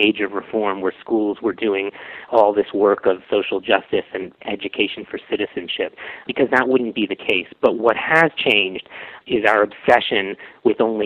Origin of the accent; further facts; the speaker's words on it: New York, United States; moved away as an adult; also born or lived in Stanford, California; now in Ottawa, Canada; I'm from New York originally, so I go back and forth a lot. I'm binational.